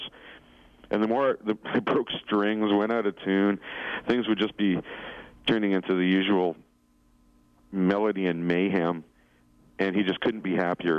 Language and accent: English; White Rock, British Columbia, Canada; also born or lived in Vancouver; growing up in White Rock